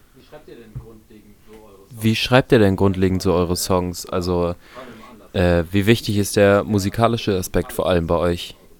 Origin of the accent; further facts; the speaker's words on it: Hamburg, Germany; als Hamburger